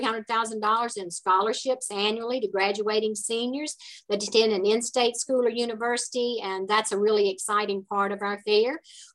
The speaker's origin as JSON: {"language": "English", "region": "Southern US", "country": "United States", "accent": "southern", "said": "probably may get a little snippet of it when they hear me talking, because I get a little bit from my southern accent here."}